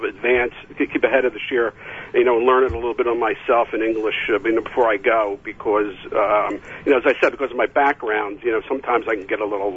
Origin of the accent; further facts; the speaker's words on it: Philadelphia, Pennsylvania, United States; I grew up in Philadelphia.